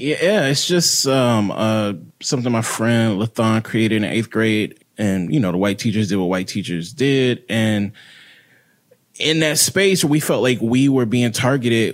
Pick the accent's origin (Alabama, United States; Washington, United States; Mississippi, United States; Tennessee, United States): Mississippi, United States; I grew up in Mississippi, predominantly black city